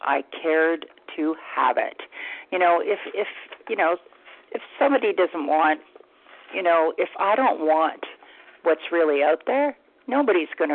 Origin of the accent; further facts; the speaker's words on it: London, Ontario, Canada; I'm from London, Ontario, Canada